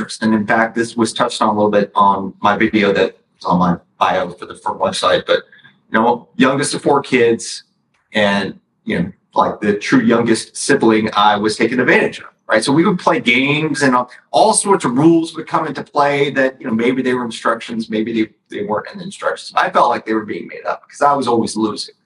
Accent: Dallas, Texas, United States; also born or lived in Mount Vernon, New York; as native gets nowadays by Dallas standards, but I actually moved here at the age of five.

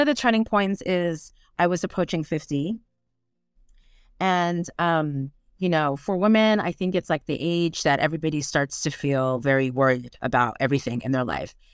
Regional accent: United States; accent: American; moved away as an adult; now in Brittany, France; I'm American, as you can tell by my accents

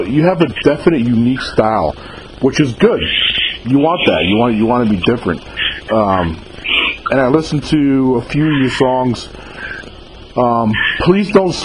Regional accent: New York, United States; now in Mississippi, United States; I'm actually from New York, though. I was born and raised in New York

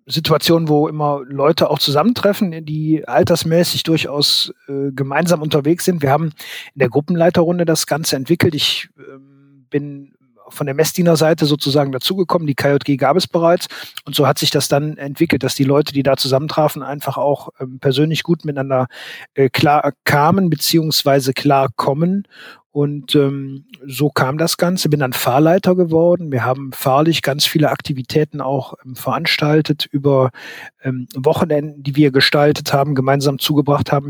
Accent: Aachen, North Rhine-Westphalia, Germany; born there; Ich bin 1973 geboren in Aachen

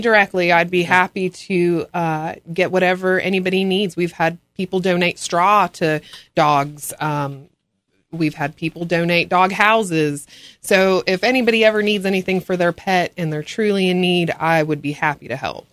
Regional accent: Los Angeles, California, United States; now in Ashe County, North Carolina, United States; I'm from Los Angeles

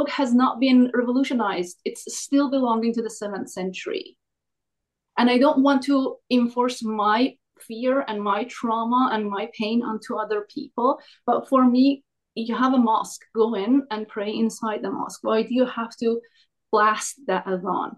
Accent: Iran; moved away; I come from Iran

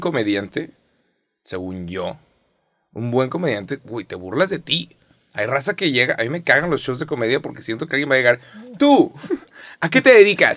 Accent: Mexico; soy mexicano

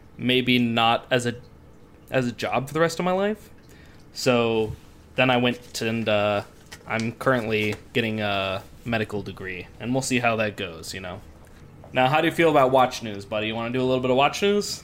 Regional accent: Midwest, United States; also born or lived in Scotland; I grew up in the Midwest

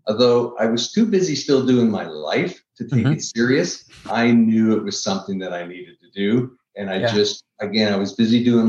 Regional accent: Canada; moved away as an adult; also born or lived in Orlando, Florida; I'm Canadian originally, so we're very close to Minnesotans. We all sort of talk and act the same

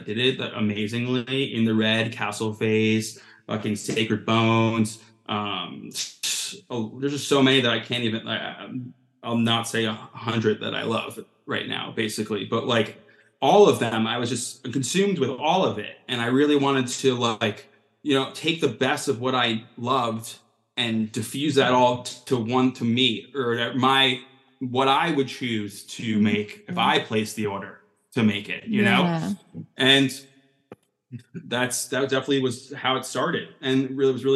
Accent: Long Beach, New York, United States; a band that we played with called the …, your punk band from my hometown

